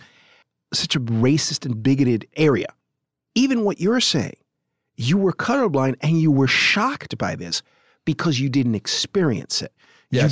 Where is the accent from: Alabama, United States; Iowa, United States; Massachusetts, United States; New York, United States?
New York, United States; New York City; also born or lived in Parkchester, Bronx; I grew up in the South Bronx